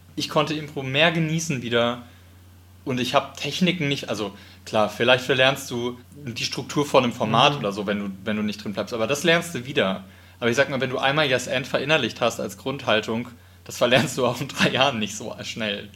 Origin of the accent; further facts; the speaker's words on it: Wiesbaden, Hesse, Germany; Ich bin in Wiesbaden aufgewachsen